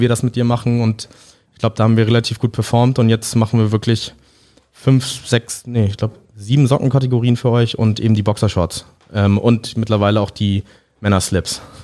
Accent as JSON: {"language": "German", "region": "Hamburg", "country": "Germany", "tie": "born or raised there", "said": "mit äh, Englisch und Deutsch aufgewachsen und auch in Hamburg aufgewachsen"}